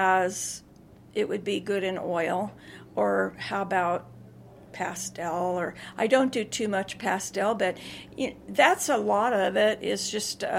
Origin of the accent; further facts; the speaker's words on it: Ridgecrest, California, United States; also born or lived in Oklahoma; now in Moab, United States; I was born and raised on the desert, so this is like home